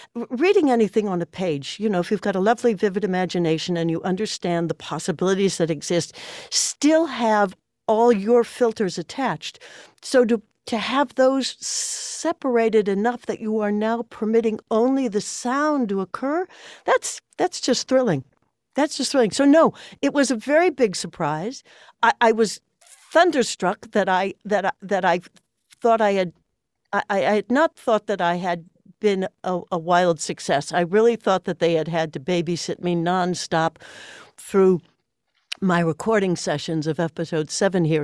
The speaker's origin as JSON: {"language": "English", "town": "Chicago", "region": "Illinois", "country": "United States", "tie": "born or raised there", "said": "I come from a, a, an Irish-German family, uh, from Chicago. I'm a seventh generation Chicagoan"}